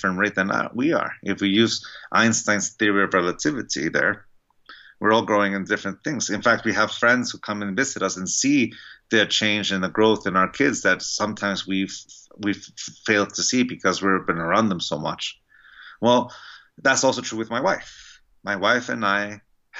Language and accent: English; San Diego, California, United States; I grew up in San Diego, California